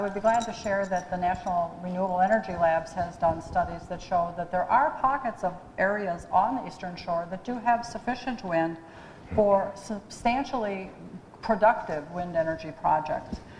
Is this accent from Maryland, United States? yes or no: yes; Hagerstown, Maryland, United States; I'm from Hagerstown